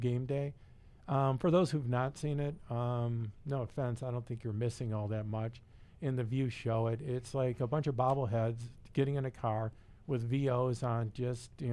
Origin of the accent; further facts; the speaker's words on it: Detroit, Michigan, United States; we're all from Detroit